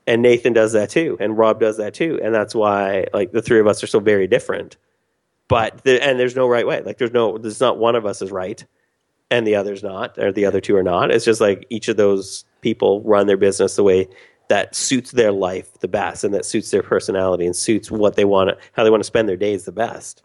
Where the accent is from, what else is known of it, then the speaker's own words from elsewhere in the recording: Canada; I'm Canadian